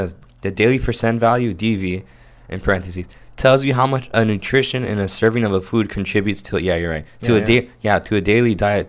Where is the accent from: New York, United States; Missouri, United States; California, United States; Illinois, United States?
New York, United States; New York City; also born or lived in Manhattan; Bronx forever. We were born and raised. I was technically born in the Manhattan Hospital, but who cares?